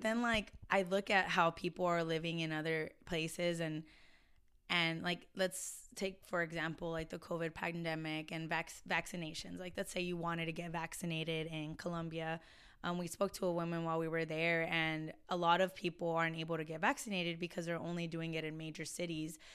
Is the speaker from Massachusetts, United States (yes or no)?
no; Del Rio, Texas, United States; moved away as an adult; also born or lived in San Antonio, Texas; now in Austin, United States; I'm originally from Del Rio, Texas, which is um, Southwest Texas